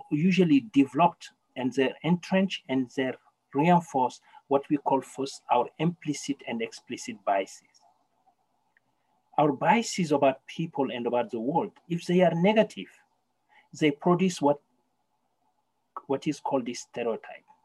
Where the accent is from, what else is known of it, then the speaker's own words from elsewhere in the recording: Canada; English is a second language; We should start thinking that as Canadians, we have a problem. We have systemic racism here, and it is a Canadian thing. And as Canadian, we can resolve it.